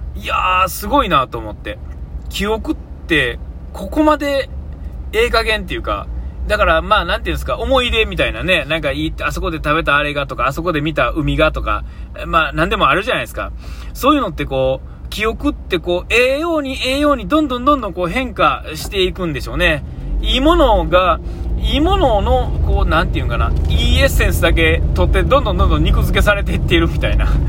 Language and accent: Japanese; Nara, Japan; moved away; also born or lived in Kyoto; あの高校で卒業するまで、えー、奈良にいて